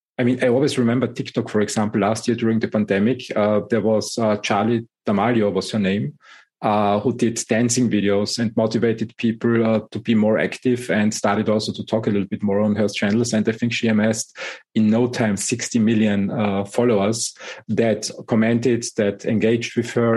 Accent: Austria; English is a second language; also born or lived in Germany; And living and growing up in Europe, Austria and Germany, I think the management style that evolved out of the German industry

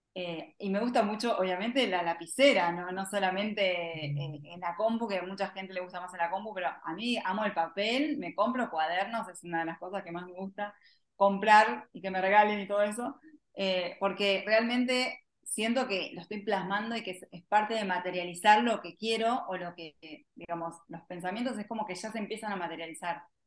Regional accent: Argentina; como le decimos acá en Argentina

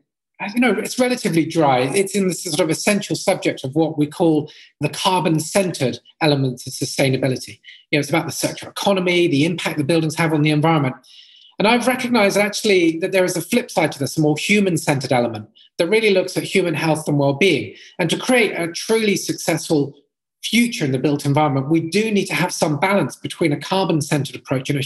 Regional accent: Brighton, South East England, United Kingdom; I grew up in Brighton, which is a sort of coastal town right next to the sea, just south of London in England.

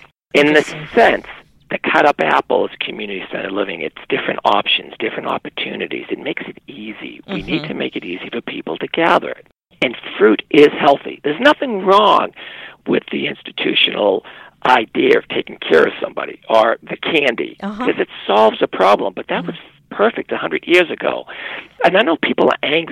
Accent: United States; as an American

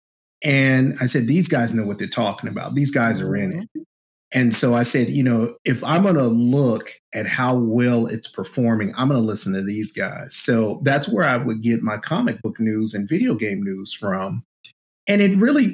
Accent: Oakland, California, United States; I grew up in East Oakland

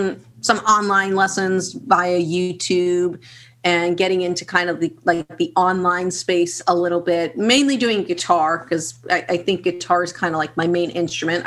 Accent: Boston, Massachusetts, United States; I'm from Boston, Massachusetts

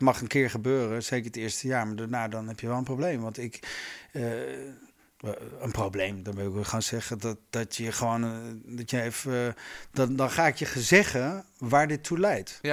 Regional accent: Groningen, Netherlands; moved away; Ik kom uit Groningen oorspronkelijk

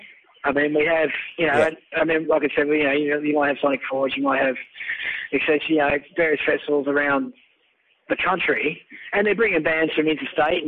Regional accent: Tasmania, Australia; now in Melbourne, Australia; I was born there.

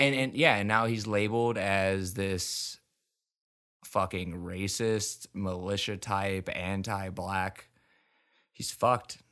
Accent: United States; I'm fucking embarrassed as an American.

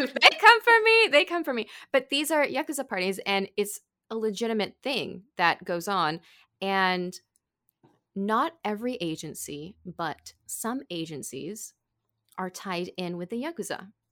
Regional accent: California, United States; moved away as an adult; also born or lived in Arizona / Tokyo, Japan; I grew up in California

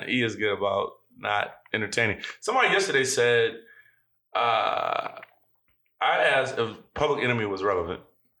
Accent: Warrensville Heights, Ohio, United States; I grew up in Warrensville.

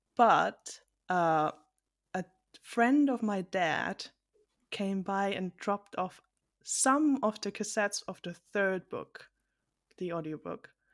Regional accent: Germany; I'm from Germany, so this is a long distance call.

